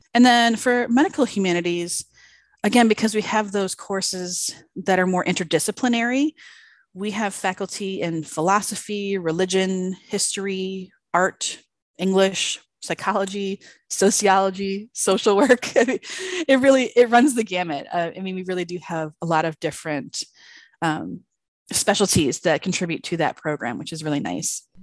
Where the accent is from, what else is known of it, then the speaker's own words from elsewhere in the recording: outside of Chicago, Illinois, United States; moved away; I grew up outside of Chicago, so nice cold Illinois